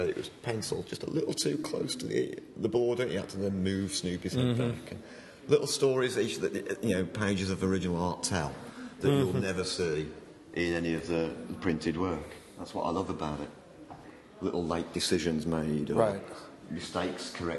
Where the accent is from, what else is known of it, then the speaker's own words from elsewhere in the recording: near Birmingham, West Midlands, United Kingdom; I grew up near Birmingham